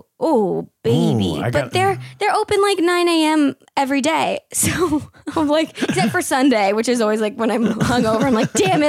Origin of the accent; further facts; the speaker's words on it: San Jose, California, United States; moved away as an adult; now in Los Angeles, United States; my hometown, San Jose, California